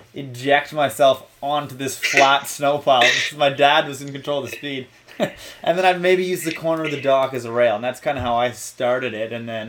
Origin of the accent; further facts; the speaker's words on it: Ontario, Canada; because I grew up near Ottawa, but, like, 45 minutes away. So there was, like, Calabogie and Pakenham